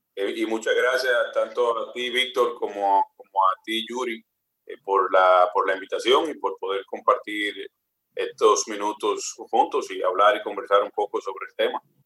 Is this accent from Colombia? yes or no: no; Dominican Republic